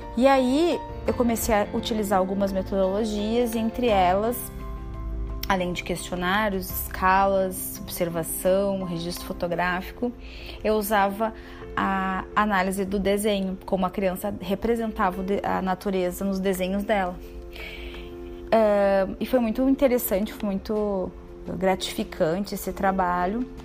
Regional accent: Porto Alegre, Rio Grande do Sul, Brazil; moved away as an adult; now in Bento Gonçalves, Brazil; sou de Porto Alegre. Atualmente resido em Bento Gonçalves

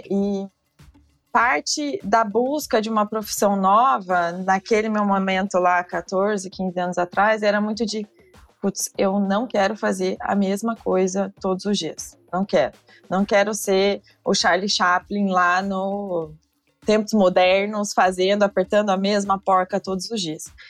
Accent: Brazil; como brasileiros

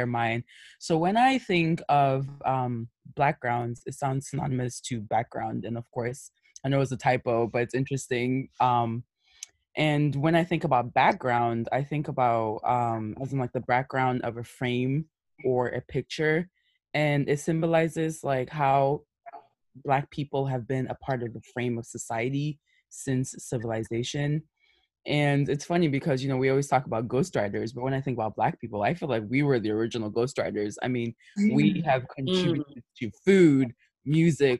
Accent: United States; also born or lived in Ghana; I was made in Ghana. I was assembled in America

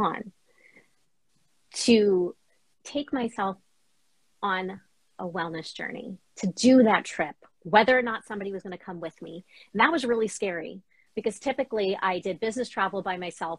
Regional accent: New York, United States; now in Boston, United States; So we grew up in New York, traveled all up and down the East Coast.

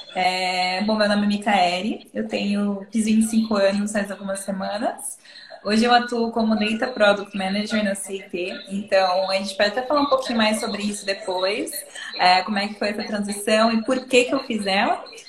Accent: interior of São Paulo, Brazil; eu sou de São Paulo, né? no interior de São Paulo

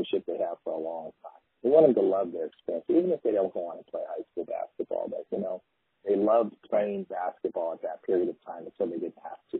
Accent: Midwest, United States; now in Medford, United States; as a kid growing up in the Midwest

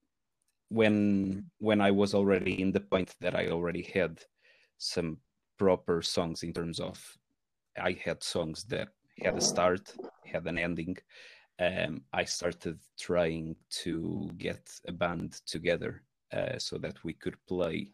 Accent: Portugal; moved away as an adult; now in Manchester, United Kingdom; I am originally from Portugal, and I used to in Portugal I used to play in a few metal bands

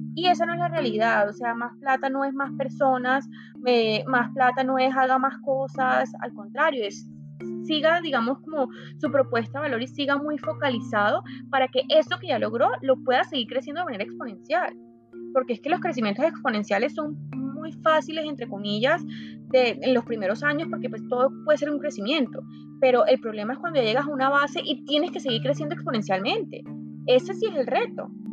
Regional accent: Santa Marta, Magdalena, Colombia; moved away as an adult; also born or lived in Bogotá, Colombia / Barcelona, Spain / Madrid, Spain; Soy Samaria, como, como lo mencionas, eso me hace ser una mujer muy tropical

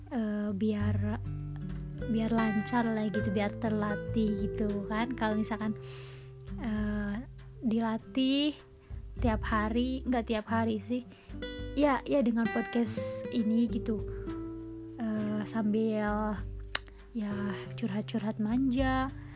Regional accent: West Java, Indonesia; accent: Sundanese; logat-, logat-logat Sundanya masih kebawa karena aku orang Sunda

